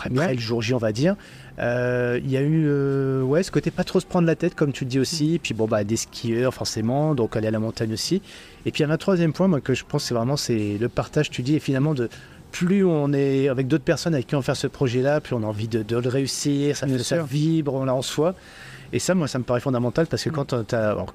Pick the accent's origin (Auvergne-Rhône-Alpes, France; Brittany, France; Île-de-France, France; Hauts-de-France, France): Île-de-France, France; Paris; mais tu vois, je suis parisien, je, ok, je, suis, bon, bah, je, me suis fait quand même quelques marches de Montmartre